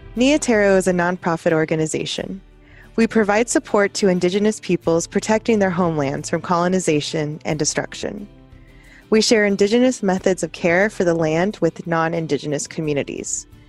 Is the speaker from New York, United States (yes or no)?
no; South Texas, United States; now in Seattle, United States; Growing up in South Texas, I am a product of assimilation